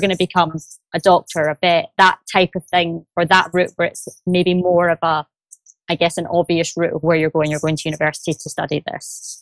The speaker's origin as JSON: {"language": "English", "town": "Glasgow", "region": "Scotland", "country": "United Kingdom", "accent": "Glaswegian", "moved": "yes", "lives_now": "London, United Kingdom", "said": "I'm originally from Glasgow, but I am based in London office, so which you might hear by the accent."}